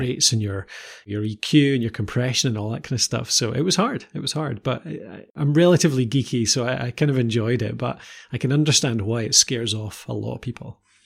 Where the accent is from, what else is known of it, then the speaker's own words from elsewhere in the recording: Edinburgh, Scotland, United Kingdom; I, uh, was originally Edinburgh, and nowadays we, uh, live a bit further north.